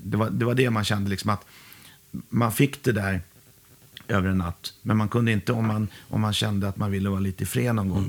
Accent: Huddinge, Stockholm County, Sweden; jag är från Huddinge Segeltorp

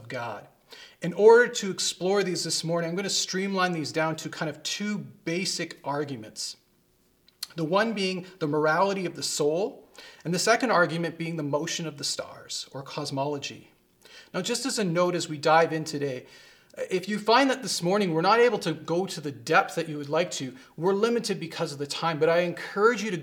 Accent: Vancouver, British Columbia, Canada; I grew up around Vancouver

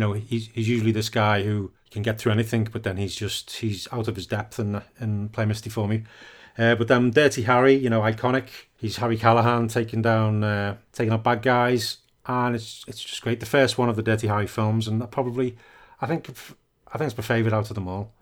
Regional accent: United Kingdom; I'm a, I'm a British.

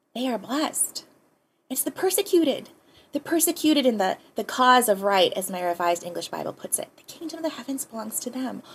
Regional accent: Hawaii, United States; also born or lived in Pasadena, California; our family moved back home, back here to Hawaii

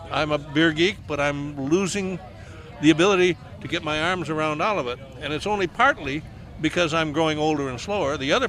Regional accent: Michigan, United States; moved away as an adult; also born or lived in Ann Arbor, Michigan / California / Huntsville, Alabama; now in Brevard County, United States; I'm a classic Brevard resident. I was born in Michigan. I spent my last 10 years in Michigan in Ann Arbor. I came down here in the '60s

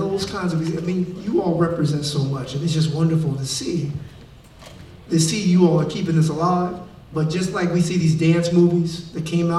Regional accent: Detroit, Michigan, United States; also born or lived in Chicago; I'm from Detroit, Chi-Town.

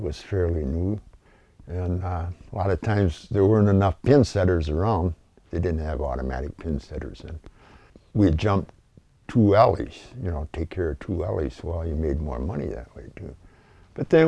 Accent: Rogers City, Michigan, United States; I was born in Rogers City, youngest of the family of six

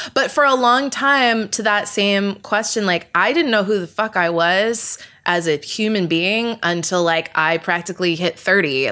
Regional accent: Vista, California, United States; moved away as an adult; also born or lived in Toronto / New York; now in Los Angeles, United States; I grew up in San Diego, well, technically North County, San Diego. So it's like the suburbs, sort of Vista to be exact

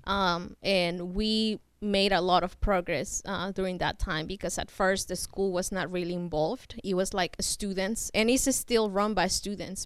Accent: Mexico; now in Burlington; I'm from Burlington or from Mexico, but have been in Burlington for a few years.

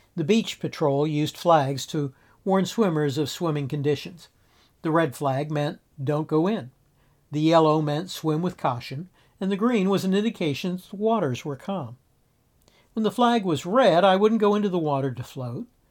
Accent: South Florida, United States; I grew up in South Florida and spent a lot of time at the beach

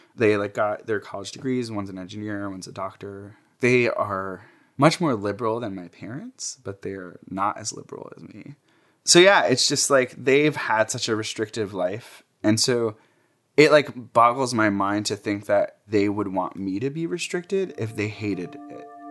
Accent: Jersey City, New Jersey, United States; I grew up in New Jersey. Uh, my parents immigrated here from Egypt and had me in Jersey City

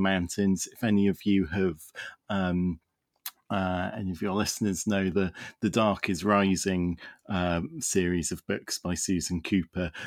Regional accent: Wales, United Kingdom; I live in the United Kingdom and, uh, I grew up in Wales, which, uh, is very definitely not part of England.

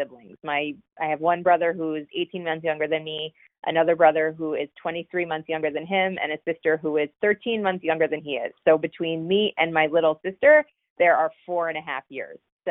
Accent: northern New Jersey, United States; also born or lived in Boston; So I grew up in northern New Jersey, about 30 minutes outside of Manhattan.

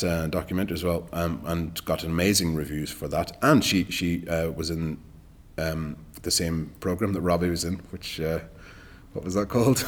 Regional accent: Ireland; moved away as an adult; also born or lived in Dublin / Galway; now in London, United Kingdom; as an Irish actor

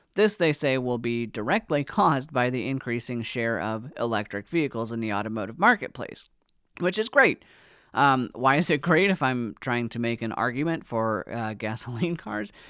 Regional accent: United States; As an American

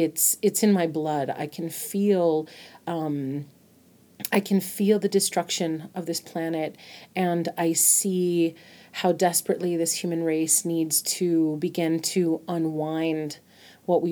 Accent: Albuquerque, New Mexico, United States; born and raised in Borque, New Mexico, in Albuquerque.

